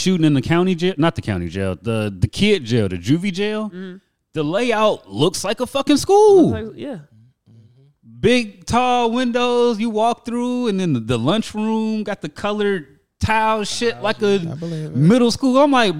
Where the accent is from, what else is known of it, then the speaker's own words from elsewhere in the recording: Gary, Indiana, United States; No, they Indianimals. I'm from Gary.